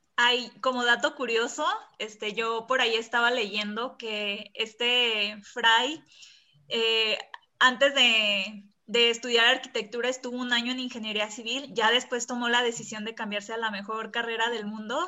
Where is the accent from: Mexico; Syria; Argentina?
Mexico; para nosotros como mexicanos